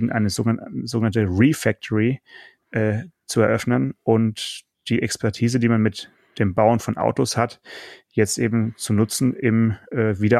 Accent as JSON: {"language": "German", "country": "Russia", "said": "Ich bin Russe, deswegen kann ich das nicht aussprechen."}